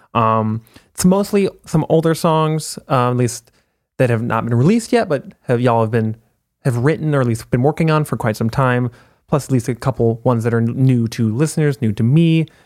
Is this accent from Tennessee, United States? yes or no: no; Minneapolis, Minnesota, United States; I'm from Minneapolis.